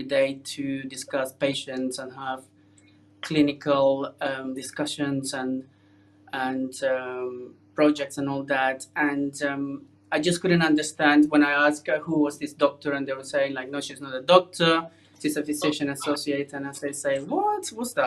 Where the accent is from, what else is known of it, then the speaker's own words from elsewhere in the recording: Colombia; moved away as an adult; now in United Kingdom; I am originally from Colombia in South America, and I qualified as a doctor there. Came to the UK about 20 years ago